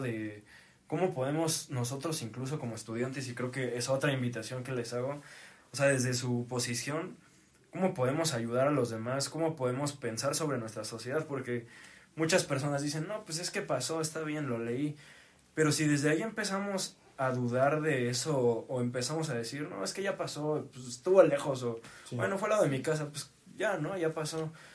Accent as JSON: {"language": "Spanish", "region": "Tlaxcala", "country": "Mexico", "said": "nosotros en Tlaxcala"}